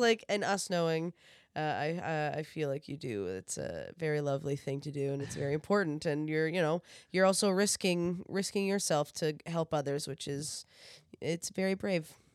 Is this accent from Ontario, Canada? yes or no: no; New Brunswick, Canada; now in Toronto, Canada; I'm originally from New Brunswick, uh, which is out east of Canada.